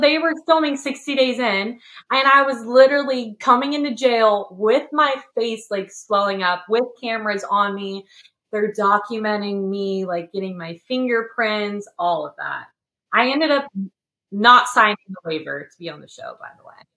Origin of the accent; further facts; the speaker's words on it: California, United States; now in Tennessee, United States; I'm from California